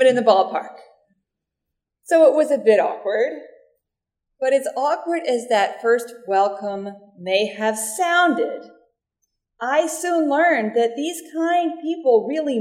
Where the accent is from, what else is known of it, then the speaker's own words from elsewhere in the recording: Mississippi, United States; I grew up unchurched in Mississippi until I was a tween